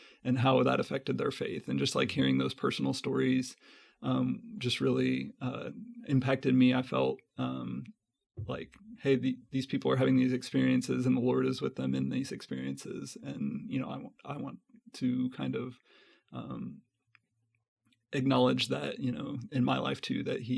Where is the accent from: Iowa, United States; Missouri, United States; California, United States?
Missouri, United States; Belton; also born or lived in Kansas City; I was born and raised here in Kansas City, grew up in Belton, Missouri